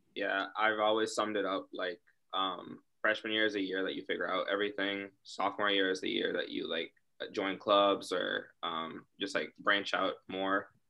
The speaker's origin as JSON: {"language": "English", "town": "Charlotte", "region": "North Carolina", "country": "United States", "said": "I'm from Charlotte, North Carolina"}